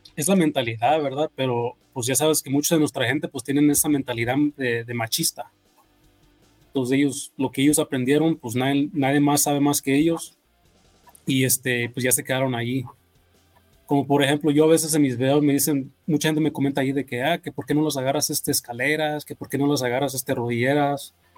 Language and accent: Spanish; California, United States; also born or lived in Mexico; now in Las Vegas, United States; yo me crié allá en California